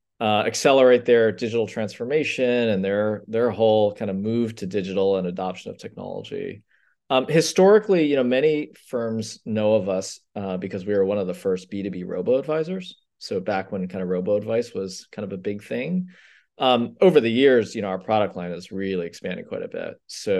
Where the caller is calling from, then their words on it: San Francisco, California, United States; San Francisco. Me and four other people who have stayed in the Bay Area.